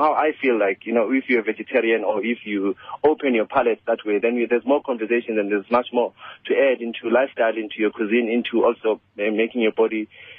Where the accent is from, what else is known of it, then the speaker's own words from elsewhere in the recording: Soweto, Gauteng, South Africa; as a young person growing up in Soweto